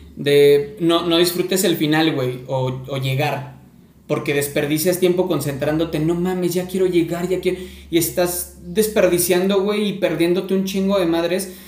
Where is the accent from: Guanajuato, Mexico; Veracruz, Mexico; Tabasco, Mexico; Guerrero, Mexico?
Veracruz, Mexico; Córdoba; Yo soy de Córdoba, Veracruz